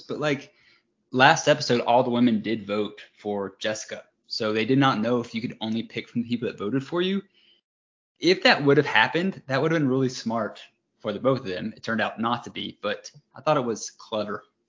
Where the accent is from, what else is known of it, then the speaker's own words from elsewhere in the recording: United States; I'm American